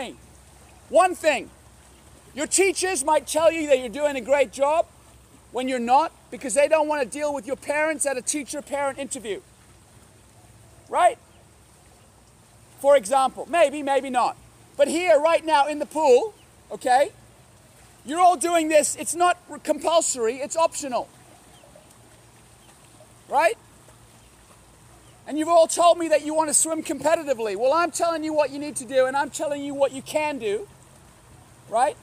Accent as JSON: {"language": "English", "country": "Hong Kong", "tie": "born or raised there", "said": "I grew up in Hong Kong."}